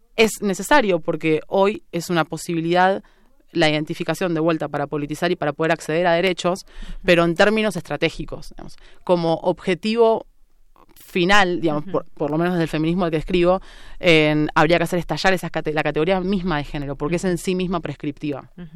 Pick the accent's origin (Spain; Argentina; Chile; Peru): Argentina; Avellaneda, Buenos Aires Province; moved away as an adult; now in Mexico City, Mexico; provincia de Buenos Aires. Hago una distinción, no soy porteña, es muy importante. Soy de la periferia, digamos, El conurbano bonaerense.